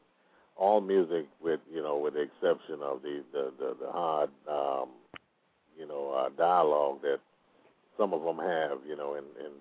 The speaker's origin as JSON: {"language": "English", "town": "Detroit", "region": "Michigan", "country": "United States", "tie": "born or raised there", "also_born_or_lived": "Caribbean", "moved": "yes", "lives_now": "Oklahoma, United States", "said": "I was brought up in Detroit"}